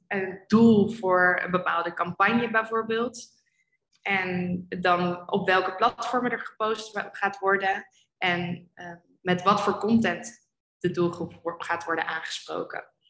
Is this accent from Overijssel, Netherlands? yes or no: no; Amersfoort, Utrecht, Netherlands; moved away as an adult; also born or lived in Amsterdam; ik ben geboren en opgegroeid in Amersfoort.